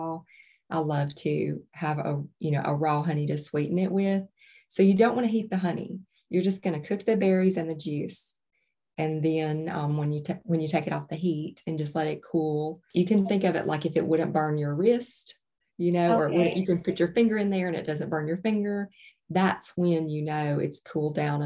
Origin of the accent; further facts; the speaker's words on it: Alabama, United States; I'm from Alabama originally